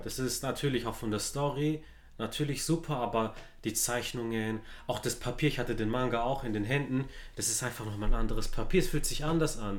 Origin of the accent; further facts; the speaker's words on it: Stuttgart, Baden-Württemberg, Germany; Ich bin in Stuttgart-Zuffenhausen zu aufgewachsen